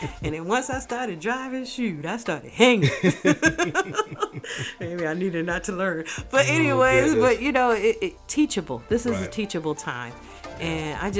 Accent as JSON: {"language": "English", "region": "New York", "country": "United States", "also_born_or_lived": "Miami", "moved": "as an adult", "lives_now": "Brunswick, United States", "said": "I'm from New York."}